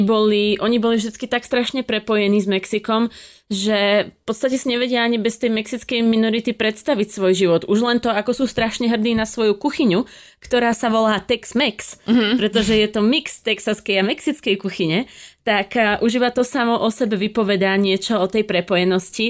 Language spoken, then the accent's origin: Slovak; Slovakia; sme tak Slováci